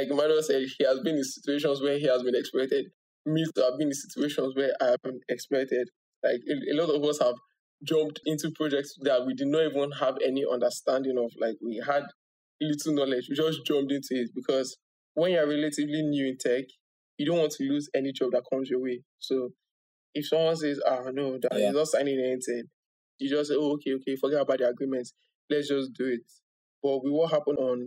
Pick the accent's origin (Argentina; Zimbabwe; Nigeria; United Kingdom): Nigeria; as a Nigerian